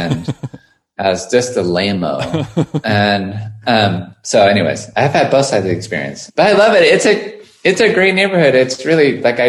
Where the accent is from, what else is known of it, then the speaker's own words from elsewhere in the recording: Santa Barbara, California, United States; moved away as an adult; also born or lived in Berkeley / New York; now in Los Angeles, United States; I was born in Berkeley, grew up in Santa Barbara, and then went to New York when I was 18 and lived there for 15 years.